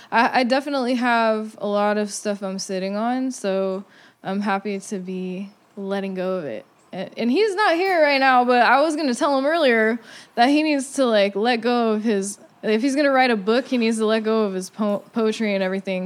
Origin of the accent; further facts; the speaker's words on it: Santa Cruz, California, United States; moved away; growing up in Santa Cruz